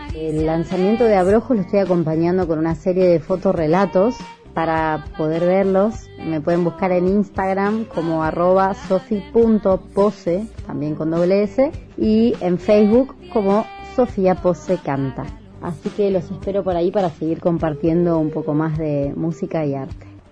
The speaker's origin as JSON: {"language": "Spanish", "region": "Buenos Aires", "country": "Argentina", "said": "Soy actriz y cantante, soy de Buenos Aires"}